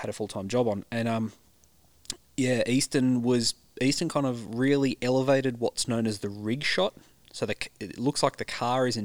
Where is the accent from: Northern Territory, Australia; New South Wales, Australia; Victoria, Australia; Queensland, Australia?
New South Wales, Australia; Central Coast; I grew up on the Central Coast in the 80s and 90s